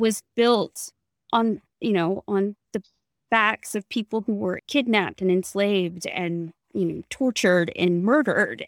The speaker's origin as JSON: {"language": "English", "town": "Natchez", "region": "Mississippi", "country": "United States", "tie": "born or raised there", "said": "I am from Natchez"}